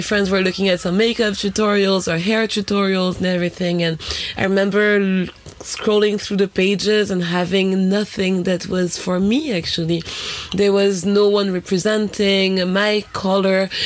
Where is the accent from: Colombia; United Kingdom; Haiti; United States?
Haiti; also born or lived in France; now in Berlin, Germany; we grew up together in Haiti